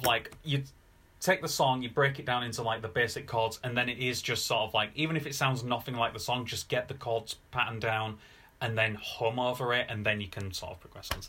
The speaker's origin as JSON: {"language": "English", "town": "Bradford", "region": "Yorkshire and the Humber", "country": "United Kingdom", "tie": "born or raised there", "said": "I grew up in Bradford"}